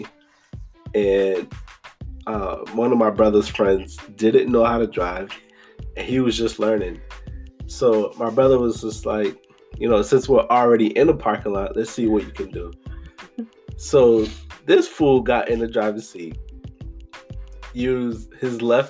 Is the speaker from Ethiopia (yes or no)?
no; Boston, Massachusetts, United States; I was born here in Boston